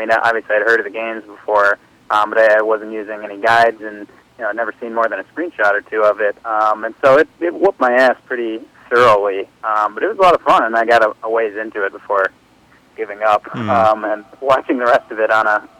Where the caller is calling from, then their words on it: Minnesota, United States; calling from Minnesota.